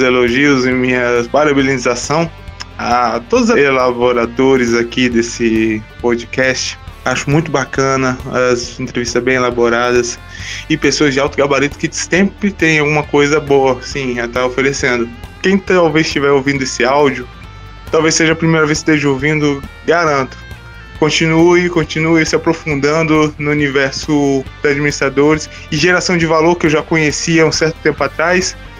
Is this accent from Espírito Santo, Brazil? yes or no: yes; Vitória, Espírito Santo, Brazil; now in Serra, Brazil; sou natural de Vitória do Espírito Santo, residindo hoje no município de Serra